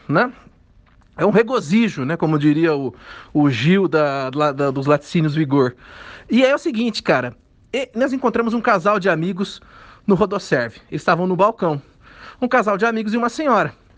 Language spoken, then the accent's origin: Portuguese; Pirajuí, São Paulo, Brazil; moved away; eu sou da cidade de Pirajuí, uma cidade do interior de São Paulo.